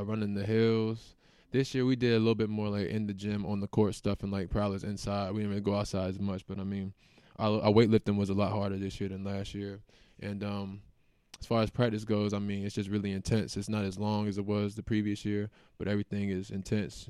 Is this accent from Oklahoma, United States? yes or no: no; Raleigh, North Carolina, United States; now in Nebraska, United States; I'm from North Carolina. Raleigh, to be exact. I mean, we got N C State, uh, U N C, and Duke all within, like, thirty, forty-five minutes from my house. So, I grew up watching the A C C